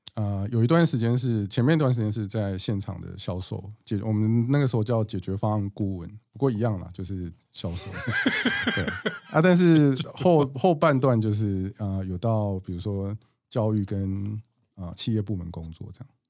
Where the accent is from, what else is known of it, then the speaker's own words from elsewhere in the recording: Chiayi, Taiwan; 我是嘉义出生的